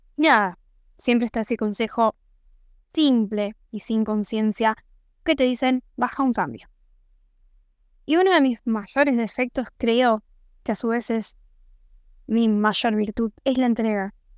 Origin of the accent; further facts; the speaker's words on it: Santo Tomé, Argentina; soy de Santo Tomé